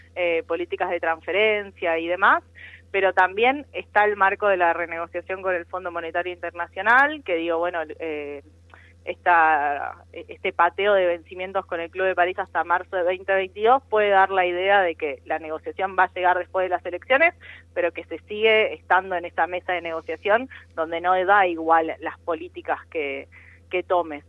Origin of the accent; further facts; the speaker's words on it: Argentina; somos un país latinoamericano